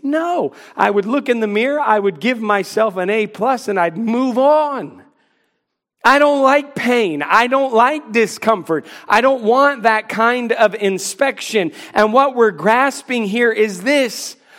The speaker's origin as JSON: {"language": "English", "region": "North Carolina", "country": "United States", "said": "I would say North Carolina"}